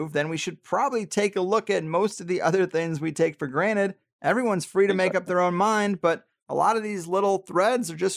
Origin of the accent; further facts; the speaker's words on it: Midwest, United States; I'm from the Midwest